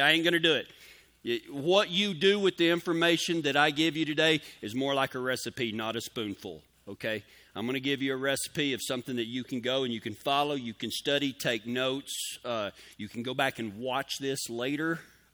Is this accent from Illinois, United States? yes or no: no; Pecos, Texas, United States; now in Colorado, United States; I grew up near Pecos, Texas. I was born there, home of the world's first rodeo